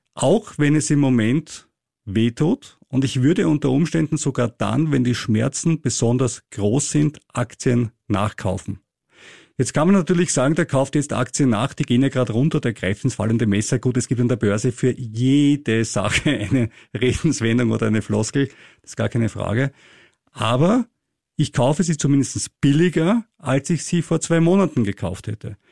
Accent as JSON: {"language": "German", "country": "Austria"}